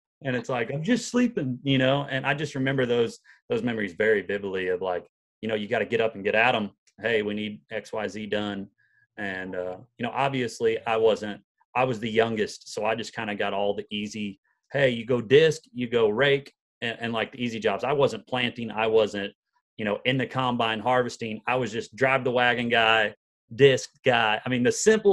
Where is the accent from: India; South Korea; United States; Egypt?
United States; Patoka, Illinois; moved away as an adult; now in Nashville, United States; I grew up in a little town in southern Illinois called Patoka, and it's a town of about 500 people